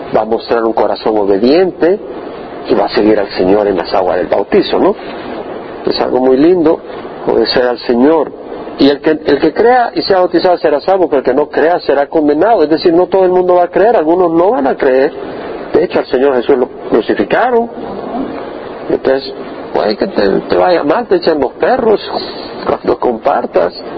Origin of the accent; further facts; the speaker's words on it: El Salvador; moved away as an adult; 30 años en El Salvador y nunca, nunca oí el Evangelio allá. Le doy gracias a Dios por mi pueblo